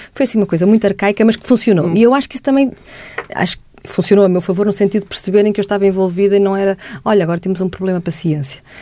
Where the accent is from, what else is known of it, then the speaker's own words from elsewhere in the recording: Portugal; eu era a menina que vinha de Portugal